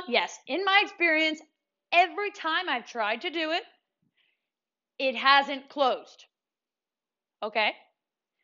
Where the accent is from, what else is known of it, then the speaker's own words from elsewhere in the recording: New York, United States; I'm from New York